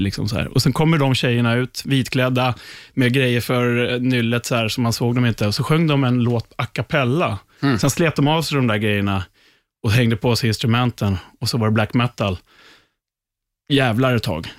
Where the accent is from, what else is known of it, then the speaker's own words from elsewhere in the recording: Upplands Väsby, Stockholm County, Sweden; jag var där med lite gamla Väsbykompisar för vi är ju från Väsby